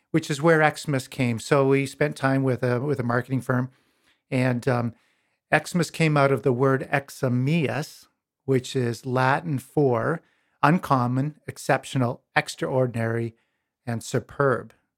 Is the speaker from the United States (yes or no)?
no; Pincher Creek, Alberta, Canada; Born and raised in Pincher Creek, Alberta, on a farm, on a grain farm and cattle farm